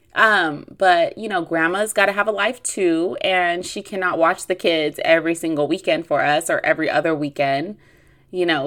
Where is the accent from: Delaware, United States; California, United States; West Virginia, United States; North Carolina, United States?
California, United States; Long Beach; I am from Long Beach, which is, which is in the L A area